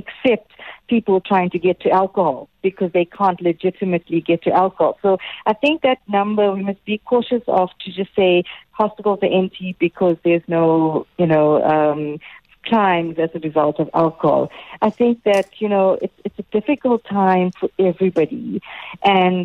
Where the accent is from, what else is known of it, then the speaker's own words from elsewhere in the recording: South Africa; as South Africans, we have a strong beer culture